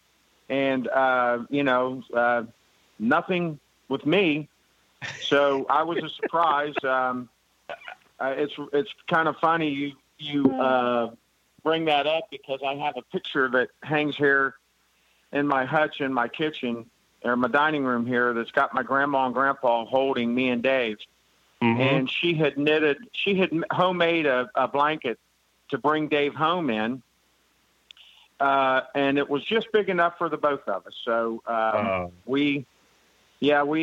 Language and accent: English; Columbus, Ohio, United States; also born or lived in West Virginia; I've been here all my life